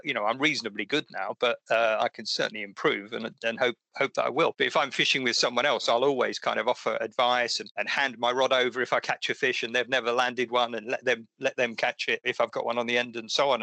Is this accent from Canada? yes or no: no; Essex, East of England, United Kingdom; I used to fish in the sea as well near where I grew up in Essex